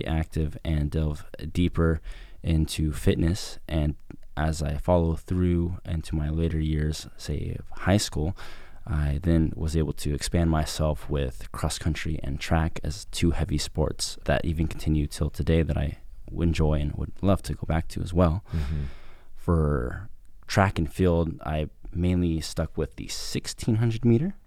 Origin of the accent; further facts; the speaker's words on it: Novato, California, United States; now in San Francisco, United States; I'm originally from Novato, so just a little bit ways up in Marin County, just north of San Francisco. I've pretty much been there majority of my life